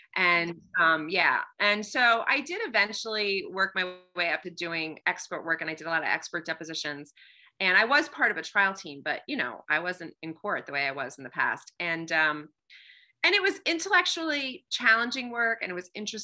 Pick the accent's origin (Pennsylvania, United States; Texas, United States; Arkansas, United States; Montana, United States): Pennsylvania, United States; moved away as an adult; also born or lived in New York / Washington, D.C.; I'm from Pennsylvania